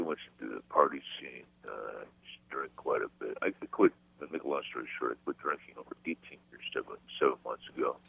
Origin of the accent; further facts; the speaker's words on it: Los Angeles, California, United States; I rent a one-bedroom apartment here in Los Angeles.